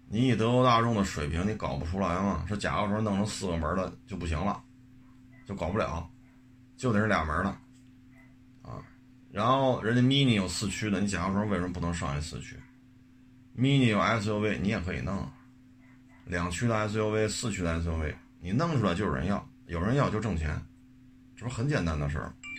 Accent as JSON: {"language": "Chinese", "country": "China", "said": "作为一个中国人"}